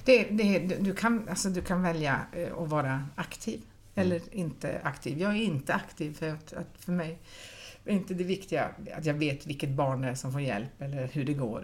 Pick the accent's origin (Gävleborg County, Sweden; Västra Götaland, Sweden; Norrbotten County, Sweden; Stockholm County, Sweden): Norrbotten County, Sweden; Pajala; now in Gothenburg, Sweden; jag är ju inte ens göteborgare, utan jag är ju från Pajala